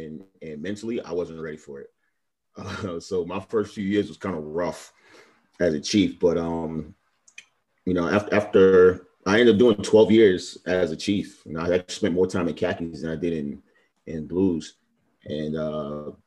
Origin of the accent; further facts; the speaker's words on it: New York City, New York, United States; moved away; also born or lived in Miami, Florida; I'm originally from Brooklyn, New York, but I lived in Miami like the last almost 7 years before I joined the Navy